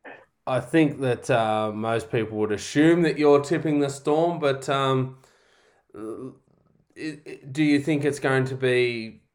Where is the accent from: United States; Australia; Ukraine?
Australia; here as an Australian